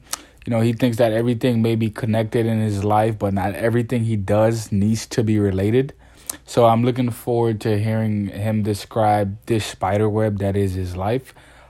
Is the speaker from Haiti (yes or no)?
yes; Haiti; now in New Orleans, United States; I was born in Haiti and I have a military background.